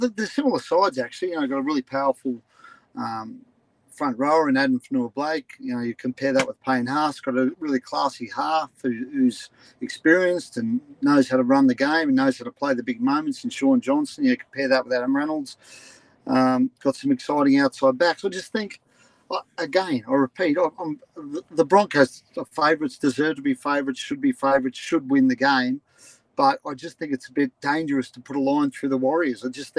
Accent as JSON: {"language": "English", "town": "Ipswich", "region": "Queensland", "country": "Australia", "tie": "born or raised there", "also_born_or_lived": "Jindalee", "said": "I grew up in Goodner. I moved to Jindalee. So I'm an Ipswich boy."}